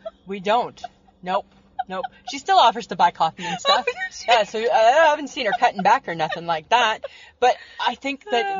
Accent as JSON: {"language": "English", "region": "Georgia", "country": "United States", "said": "Yeah, because, you know, I'm from Georgia, so you know I just like me some floral."}